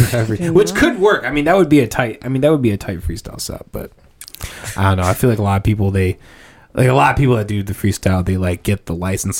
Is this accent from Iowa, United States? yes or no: yes; Northwest Iowa, United States; I was the only guy from Iowa.